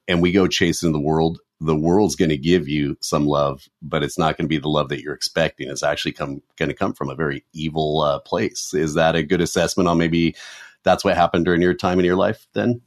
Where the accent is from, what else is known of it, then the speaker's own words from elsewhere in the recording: Southern California, United States; me growing up in Southern California